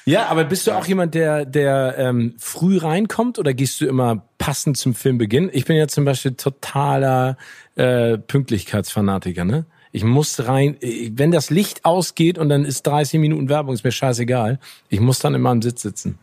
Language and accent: German; Hamburg, Germany; meiner Heimatstadt Hamburg